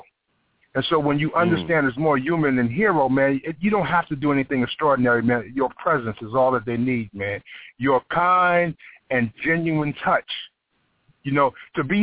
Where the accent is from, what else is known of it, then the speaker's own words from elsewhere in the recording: North Carolina, United States; I'm from North Carolina area